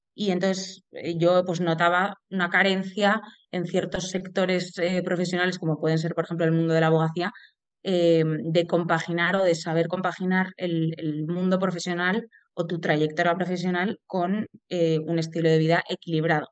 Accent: Madrid, Community of Madrid, Spain; soy de Madrid

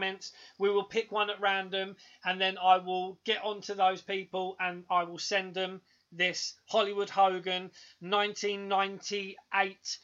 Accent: England, United Kingdom; We're a couple of cheeky English lads

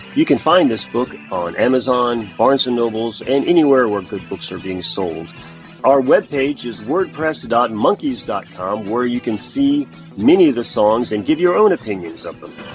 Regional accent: Detroit, Michigan, United States; I'm from the Detroit area, and I grew up around a lot of, uh, uh of the early Comic Cons

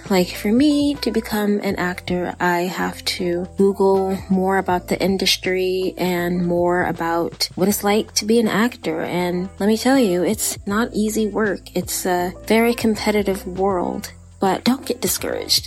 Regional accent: Texas, United States; accent: Texan; my Texan accent

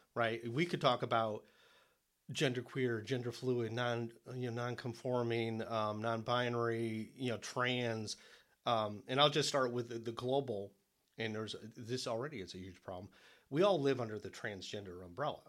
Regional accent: Detroit, Michigan, United States; moved away as an adult; also born or lived in New York; now in South Carolina, United States; I was born in Detroit in the seventies

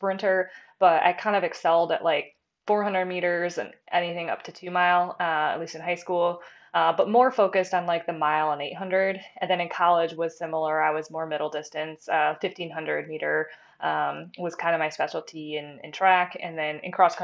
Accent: Lapeer, Michigan, United States; also born or lived in Big Rapids, Michigan; now in Grand Rapids, United States; I grew up in kind of a smaller town called Lapeer. It's in Michigan, kind of in the Thumb area

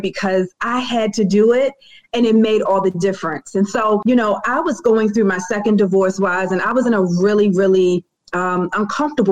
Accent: Baltimore, Maryland, United States; I am from Bmore, born and raised

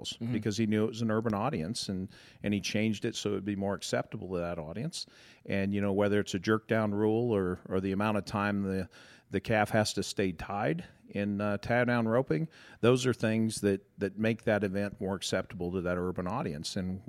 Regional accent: Colorado, United States; also born or lived in Michigan; Well, no. We grew up in Colorado. We actually lived in Michigan for 7 years. So we know what snow is, too.

